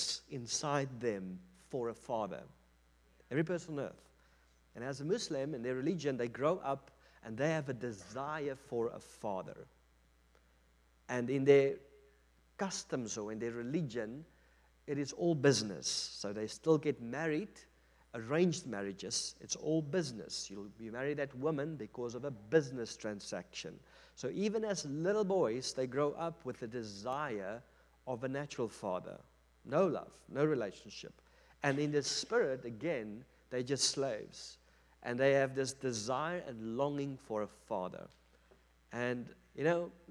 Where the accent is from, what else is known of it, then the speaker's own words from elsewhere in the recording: South Africa; I'm from South Africa.